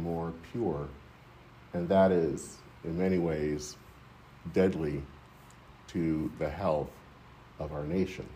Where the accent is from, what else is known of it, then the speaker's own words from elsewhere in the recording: Michigan, United States; In my hometown in Michigan